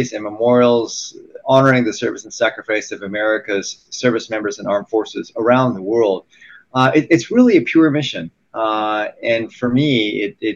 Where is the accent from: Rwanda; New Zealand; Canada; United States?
United States; born and raised here in the United States.